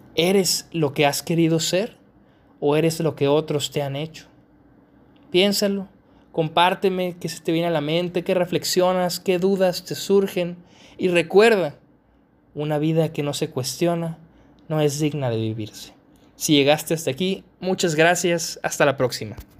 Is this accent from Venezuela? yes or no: no; Mexico; yo soy mexicano, al ser mexicano